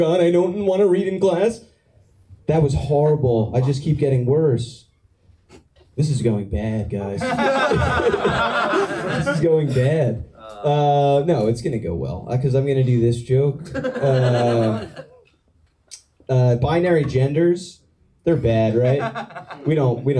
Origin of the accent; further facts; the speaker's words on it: New Jersey, United States; I'm from New Jersey